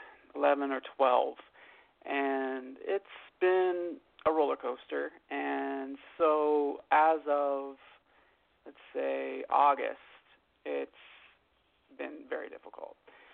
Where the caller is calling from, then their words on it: Los Angeles, California, United States; I'm calling from Los Angeles.